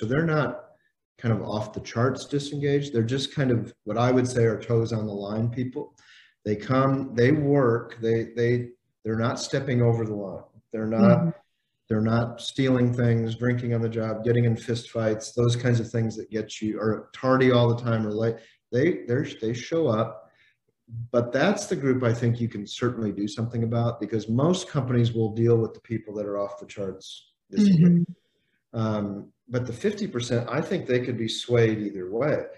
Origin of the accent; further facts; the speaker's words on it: Indiana, United States; I grew up in Indiana.